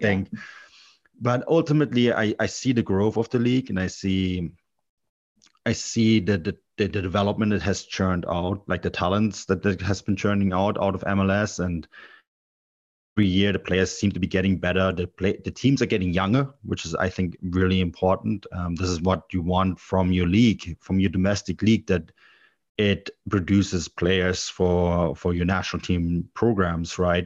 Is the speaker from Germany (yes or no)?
yes; Munich, Bavaria, Germany; also born or lived in Canada; I grew up in Munich